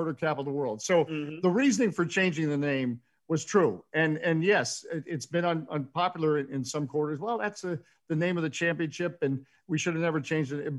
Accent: Washington, District of Columbia, United States; I would say I was from Washington, D.C.

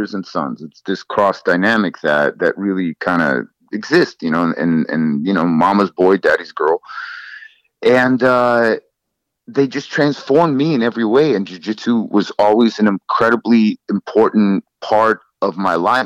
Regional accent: Los Angeles, California, United States; also born or lived in Soviet Union; I grew up in Los Angeles in San Fernando Valley

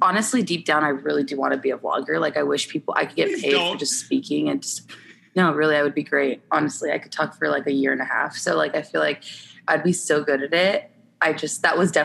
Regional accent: San Diego, California, United States; I'm from San Diego, a big Padre fan.

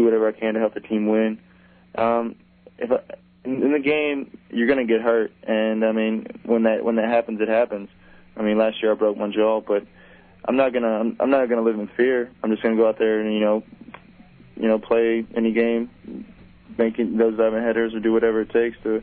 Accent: Texas, United States; moved away as an adult; go back to my home state

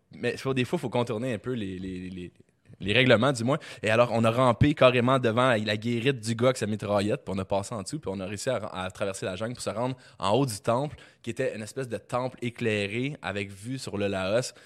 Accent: Quebec, Canada; je viens du Québec

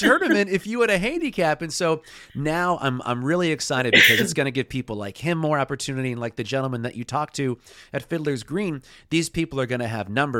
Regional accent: Clackamas, Oregon, United States; I grew up in Clackamas

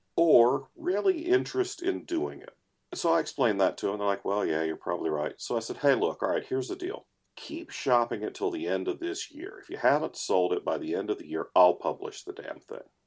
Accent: United States; I am an American

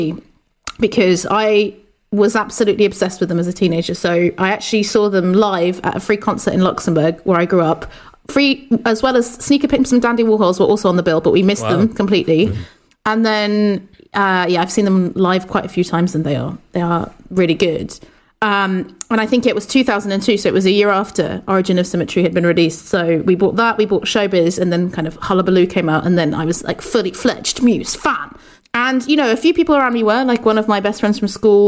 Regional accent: England, United Kingdom; moved away as an adult; also born or lived in Portugal; now in Brussels, Belgium; I am originally from Portugal, but I grew up in England, but I'm currently speaking to you from Brussels, Belgium.

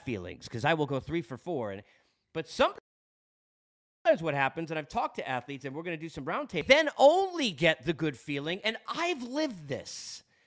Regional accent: Long Island, New York, United States; accent: Long Island; I'm from Long Island

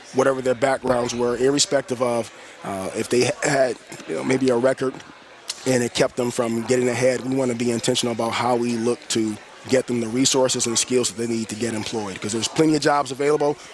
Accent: Detroit, Michigan, United States; I'm a lifelong Detroiter, born and raised on the West Side

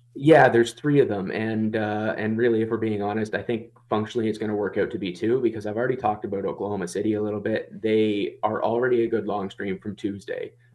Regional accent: Toronto, Ontario, Canada; I'm from the Toronto area, and you don't even wanna know what the Toronto accent is anymore

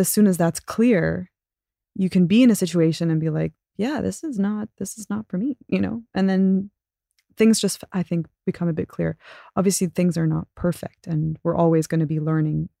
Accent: Abu Dhabi, United Arab Emirates; growing up in Abu Dhabi was awesome

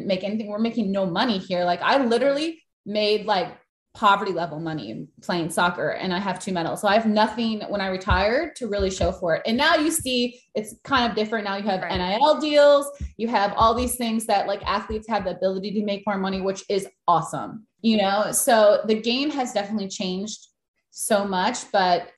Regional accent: Green Bay, Wisconsin, United States; I grew up in Green Bay, which is not really a soccer city

